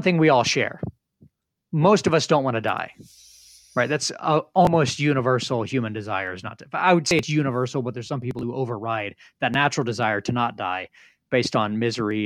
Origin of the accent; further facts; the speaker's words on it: Northern Indiana, United States; I grew up in Northern Indiana.